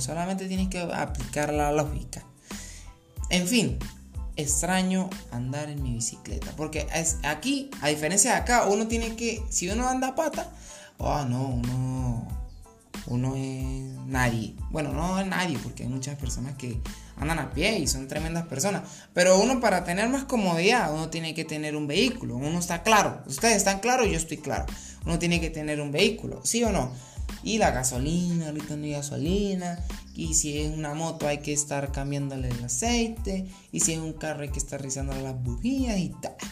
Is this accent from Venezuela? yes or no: no; Colombia; also born or lived in Bogotá; yo soy colombiano